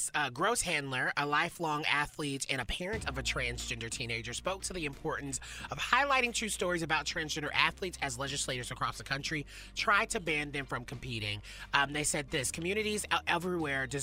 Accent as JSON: {"language": "English", "region": "the South", "country": "United States", "tie": "born or raised there", "said": "Growing up in the South"}